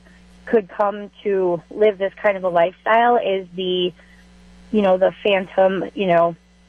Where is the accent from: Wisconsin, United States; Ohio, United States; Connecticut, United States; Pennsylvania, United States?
Wisconsin, United States; Waukesha; I grew up in Waukesha, and I'm white.